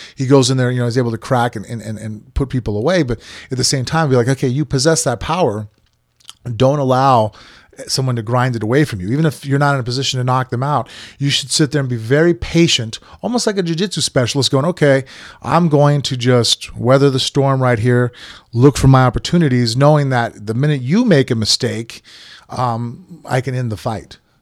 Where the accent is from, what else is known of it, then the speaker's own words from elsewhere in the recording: Las Vegas, Nevada, United States; I was born and raised in Vegas